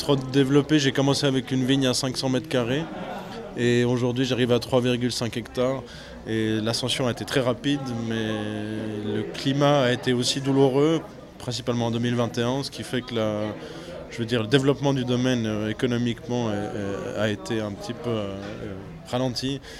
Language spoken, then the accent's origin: French; Swiss Jura, Switzerland; moved away as an adult; also born or lived in Vaud; now in Valais, Switzerland; Je ne suis pas d'ici, je suis jurassien euh, euh, du Jura suisse